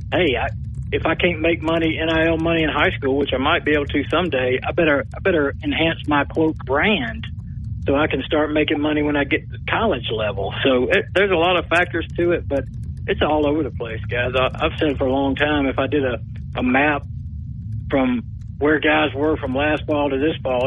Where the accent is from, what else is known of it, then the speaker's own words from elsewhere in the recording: Clarkston, Georgia, United States; moved away; I grew up in Clarkston and outside of Georgia